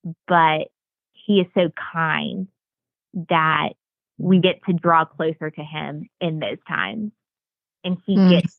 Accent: the Bible Belt, United States; I don't know if it was the time in which I was growing up or growing up in the Bible Belt or what it was

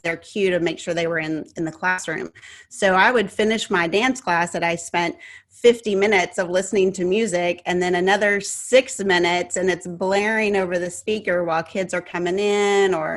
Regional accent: Texas, United States; I'm from Texas. I'm a Texas girl, and everything is big here in Texas

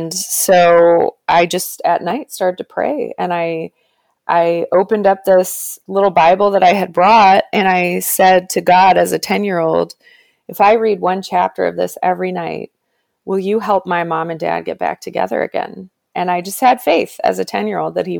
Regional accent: Toronto, Ontario, Canada; I did go to a Catholic school in Canada. I'm from Toronto

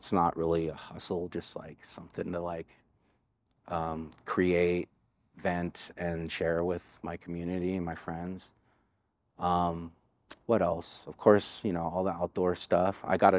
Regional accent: Richmond, California, United States; I gained that skill just growing up in the Bay Area and having to have your head on a swivel in some of the neighborhoods I grew up in. Richmond, California was one of them in the late 80s and early 90s during the crack epidemic.

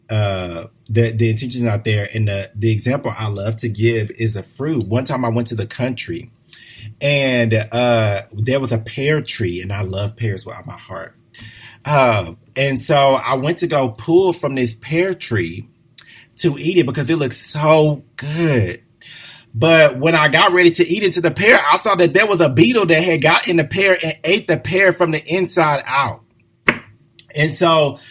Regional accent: Houston, Texas, United States; moved away as an adult; I'm from a large city. You know, I'm originally from Houston, very diverse

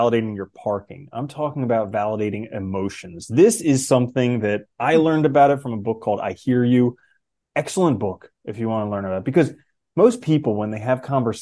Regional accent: United States; growing up in America

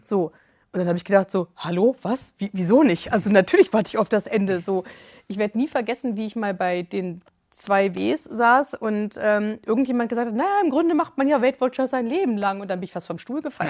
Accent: Hanover, Lower Saxony, Germany; ich komme aus Hannover.

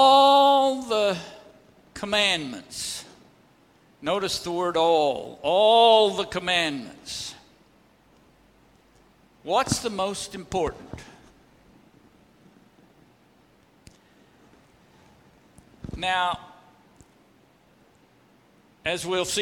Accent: Oklahoma Panhandle, United States; I was from the Oklahoma Panhandle.

